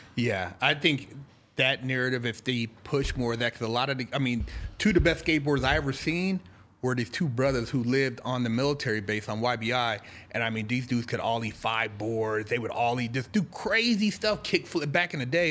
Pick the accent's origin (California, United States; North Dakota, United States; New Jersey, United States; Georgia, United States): California, United States; Sacramento; moved away as an adult; also born or lived in Los Angeles / San Francisco Bay Area; now in Arizona, United States; I'm born and raised, you know, born and raised in Cal, Sacramento, lived all over to L A, the Bay